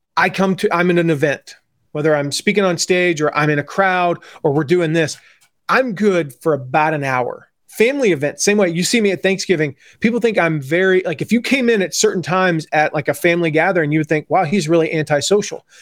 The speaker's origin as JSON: {"language": "English", "town": "Atlanta", "region": "Georgia", "country": "United States", "tie": "born or raised there", "also_born_or_lived": "Nashville area, Tennessee", "moved": "yes", "said": "growing up in Atlanta"}